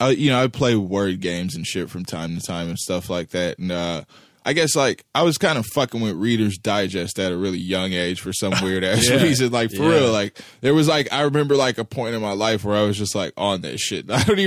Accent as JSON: {"language": "English", "town": "Kansas City", "region": "Missouri", "country": "United States", "tie": "born or raised there", "said": "when I was coming up in South Kansas City, in the neighborhood that we grew up in Greenfield"}